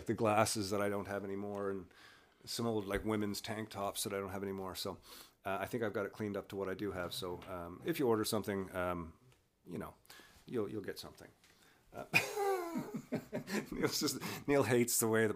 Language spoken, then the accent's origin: English; Newfoundland and Labrador, Canada; being a Newfoundlander